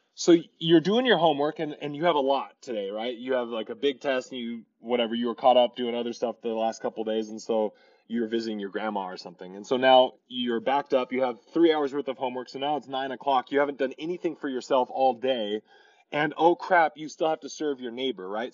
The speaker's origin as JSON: {"language": "English", "town": "Torrance", "region": "California", "country": "United States", "tie": "born or raised there", "moved": "as an adult", "said": "we grew up in Torrance, California, me and Rachel, my wife"}